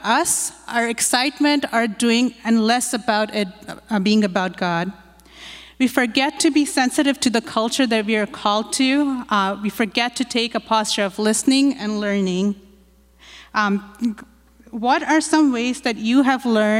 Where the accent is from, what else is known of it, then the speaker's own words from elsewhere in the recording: India; I grew up in India